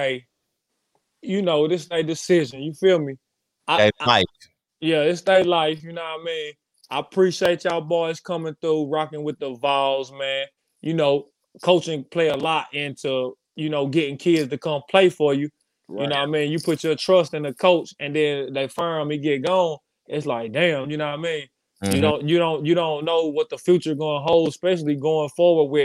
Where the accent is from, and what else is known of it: Knoxville, Tennessee, United States; born or raised there